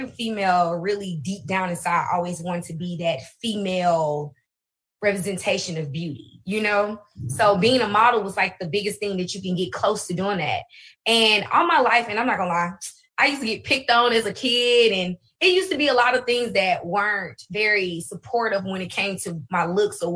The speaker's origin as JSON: {"language": "English", "region": "Alabama", "country": "United States", "also_born_or_lived": "Birmingham, Alabama / Huntsville, Alabama", "said": "I'm originally from Birmingham, Alabama. Then we moved to Huntsville, Alabama."}